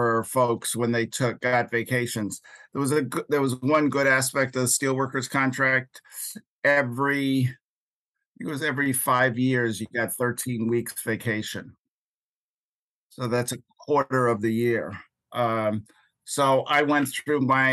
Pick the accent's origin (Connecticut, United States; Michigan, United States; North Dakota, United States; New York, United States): New York, United States; New York City; moved away as an adult; also born or lived in Manhattan / Buffalo; I was born in a hospital in Manhattan, but I grew up in Queens, New York